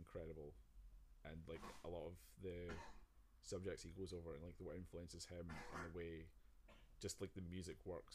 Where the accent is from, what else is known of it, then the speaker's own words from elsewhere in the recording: Scotland, United Kingdom; I'm Scottish.